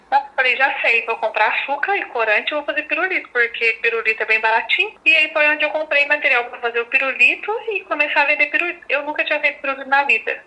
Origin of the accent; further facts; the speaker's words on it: Passa Quatro, Minas Gerais, Brazil; eu sou de Passa Quatro, né, de Minas